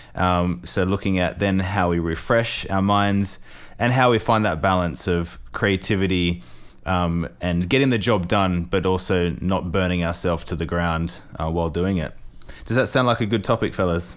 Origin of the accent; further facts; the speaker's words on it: Australia; also born or lived in England; now in Milan, Italy; I'm a Australian who lived in England for too long